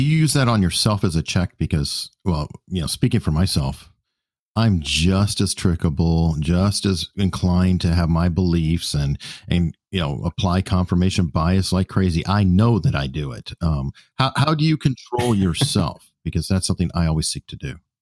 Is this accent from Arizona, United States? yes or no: yes; Tucson, Arizona, United States; now in Virginia Beach, United States; originally, I'm from Tucson, Arizona